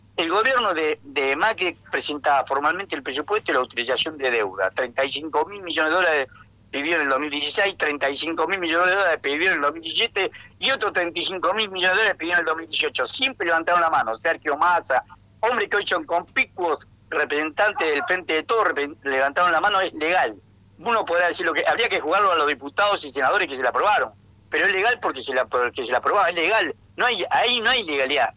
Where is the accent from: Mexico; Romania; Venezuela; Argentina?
Argentina; Tucumán; moved away; also born or lived in Buenos Aires; vengo de Tucumán y somos, eh, mi familia, mis abuelos, mis tíos, mis padres, todos eran radicales.